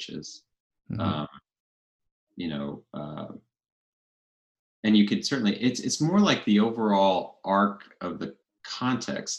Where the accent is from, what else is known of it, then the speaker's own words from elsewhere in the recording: Spokane, Washington, United States; moved away as an adult; also born or lived in Colorado; now in Coeur d'Alene, United States; I grew up in neighboring Spokane, Washington